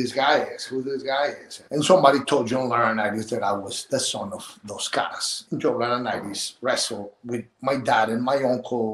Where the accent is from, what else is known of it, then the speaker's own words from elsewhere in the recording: Mexico City, Mexico; first language Spanish; English is a second language; moved away as an adult; also born or lived in Tampa; now in United States; I moved from Mexico City to Tampa, still trying or learning the language